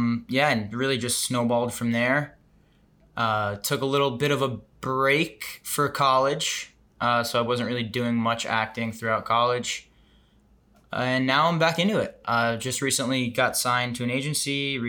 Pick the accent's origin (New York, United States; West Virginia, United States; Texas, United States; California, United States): New York, United States; Chappaqua; I'm originally from New York, Westchester, New York, Chappaqua, which is home to the Clintons.